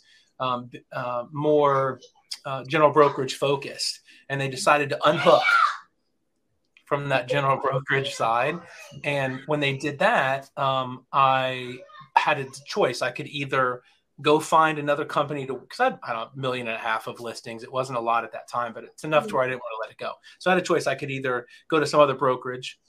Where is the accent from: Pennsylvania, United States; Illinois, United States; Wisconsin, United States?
Illinois, United States; Champaign; moved away; I am originally from Champaign, Urbana, Illinois